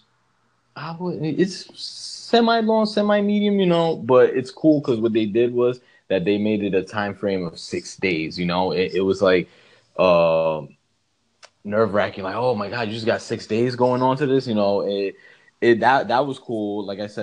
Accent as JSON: {"language": "English", "town": "New York City", "region": "New York", "country": "United States", "said": "me being a New Yorker that I am"}